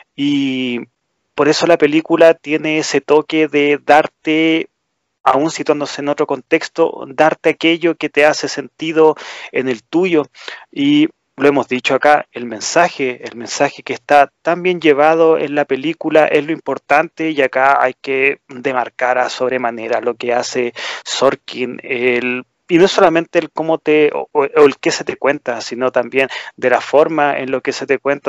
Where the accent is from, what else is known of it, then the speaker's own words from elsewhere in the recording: Chile; en nuestro país